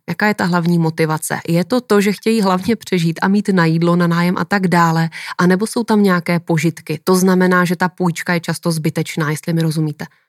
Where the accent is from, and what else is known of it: Czechia